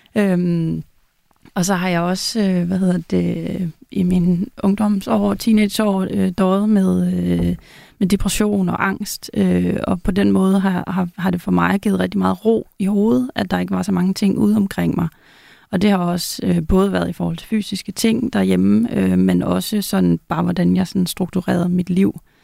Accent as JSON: {"language": "Danish", "country": "Denmark", "tie": "born or raised there", "moved": "as an adult", "lives_now": "Zealand, Denmark", "said": "jeg flyttede fra Jylland til, til Sjælland"}